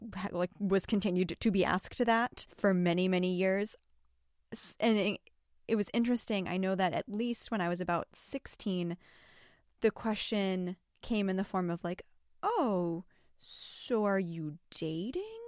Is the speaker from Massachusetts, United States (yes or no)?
yes; Massachusetts, United States; I grew up in Massachusetts